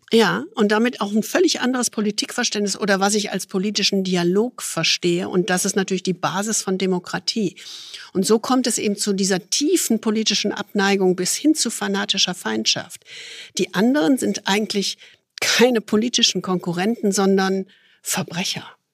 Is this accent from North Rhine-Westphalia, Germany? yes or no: yes; Düsseldorf, North Rhine-Westphalia, Germany; Ich als Düsseldorferin